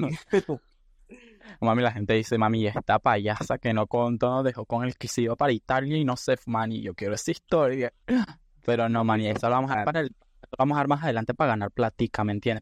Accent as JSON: {"language": "Spanish", "country": "Nicaragua", "also_born_or_lived": "Panama", "moved": "yes", "lives_now": "Spain", "said": "soy de Nicaragua, pero viví en Panamá creo que 6 años, creo 5. Y ahora actualmente estoy viviendo en España"}